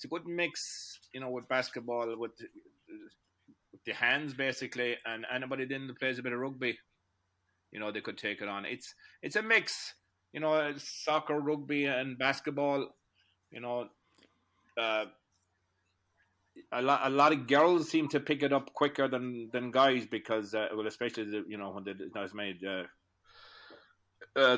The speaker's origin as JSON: {"language": "English", "town": "Williamstown", "region": "Connacht", "country": "Ireland", "moved": "as an adult", "lives_now": "Boston, United States", "said": "I'm from Williamstown in County Galway."}